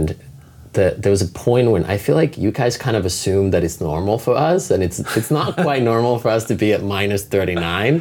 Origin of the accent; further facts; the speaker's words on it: Finland; moved away; I grew up in Finland, small country in Northern Europe, and I'm a 13-generation family farmer